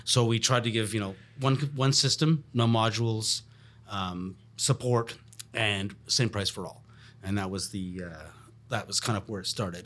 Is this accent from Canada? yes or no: yes; Montreal, Quebec, Canada; I'm born and raised in Montreal.